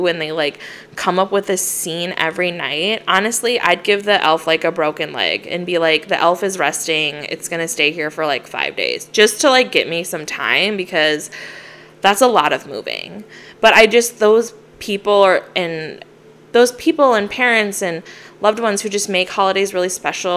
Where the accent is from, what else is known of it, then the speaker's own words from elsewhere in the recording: Minnesota, United States; Growing up in Minnesota and the snow